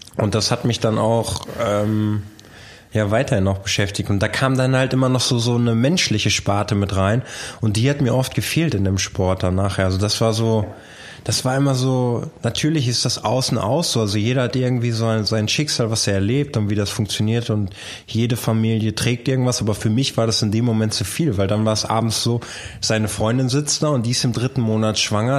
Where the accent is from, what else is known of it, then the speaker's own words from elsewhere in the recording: Bielefeld, North Rhine-Westphalia, Germany; bei uns in Bielefeld